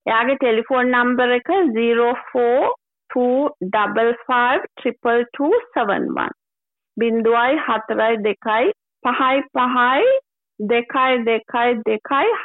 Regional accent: Sri Lanka; now in Melbourne, Australia; අපි මේ ඔස්ට්‍රේලියාවට ඇවිල්ලා ශ්‍රී ලාංකිකයන් විදිහට

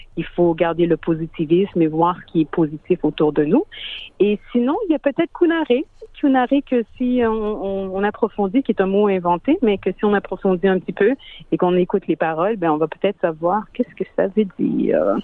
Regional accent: Montreal, Quebec, Canada; moved away as an adult; now in Sydney, Australia; je suis née à Montréal de parents haïtiens et j'ai immigré en Australie environ presque dix ans

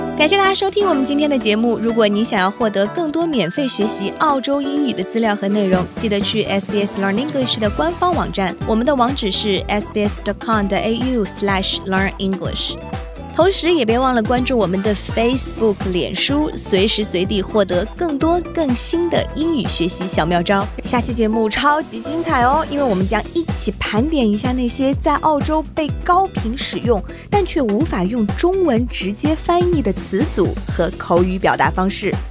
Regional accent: China; first language Mandarin; 我们中国人

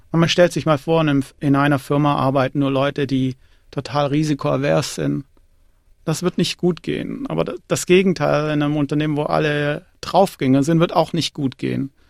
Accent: Tamm, Baden-Württemberg, Germany; moved away as an adult; also born or lived in Erlangen / Zurich; now in Australia; Also ursprünglich komme ich aus dem kleinen Dorf Tamm, das ist bei Ludwigsburg und Ludwigsburg ist in, St in der Nähe von Stuttgart.

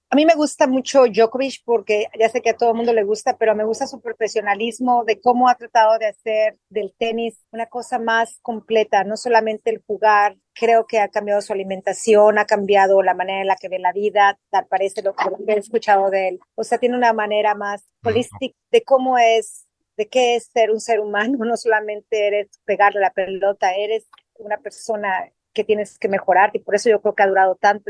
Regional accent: Mexico City, Mexico; moved away as an adult; now in Australia; Yo soy de la Ciudad de México, yo aprendí a nadar en la Ciudad de México

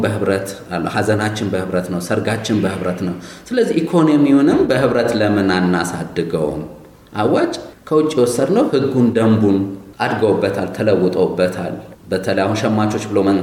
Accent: Ethiopia; ጥሩ ኢትዮጵያዊ ነኝ

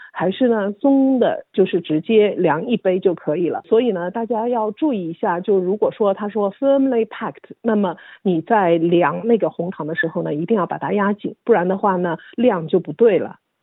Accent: Shanghai, China; now in Australia; 我是上海人，所以呢，我们通常把白糖就称为白砂糖

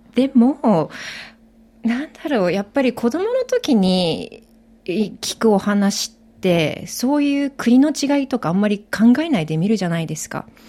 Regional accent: Japan; moved away as an adult; now in Australia; 私はもともと日本で育って

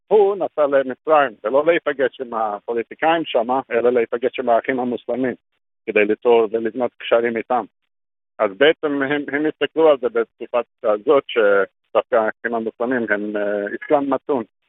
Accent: Australia; Hebrew is a second language; moved away as an adult; also born or lived in Sydney; now in Israel; נולדתי באוסטרליה

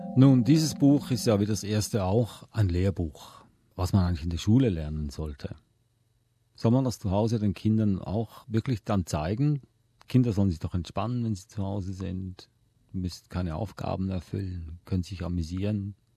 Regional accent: Swiss Plateau, Switzerland; now in Australia; Ich bin im Mittelland aufgewachsen, aber in den Alpen hatten wir ein Ferienhäuschen

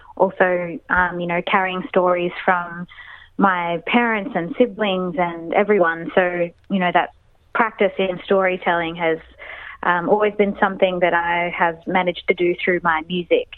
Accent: Sydney, New South Wales, Australia; we grew up all together in Sydney

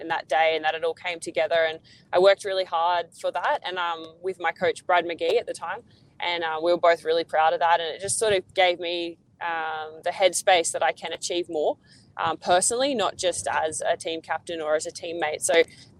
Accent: Australia; as an Aussie

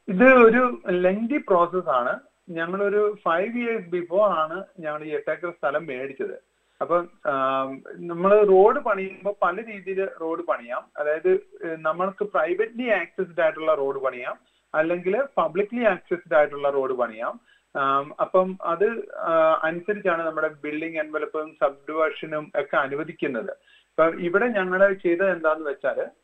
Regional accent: Kottayam, Kerala, India; now in Melbourne, Australia; ഞാൻ എന്റെ ബ്രദർ രണ്ടുപേരും കോട്ടയംകാരാണ്

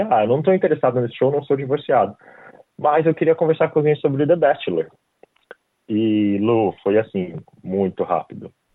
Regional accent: Brazil; moved away as an adult; now in Australia; eu saí do Brasil

